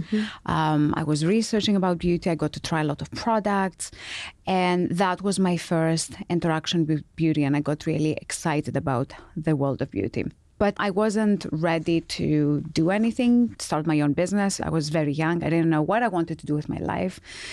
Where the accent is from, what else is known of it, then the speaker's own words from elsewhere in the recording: Greece; now in London, United Kingdom; I was born in Greece.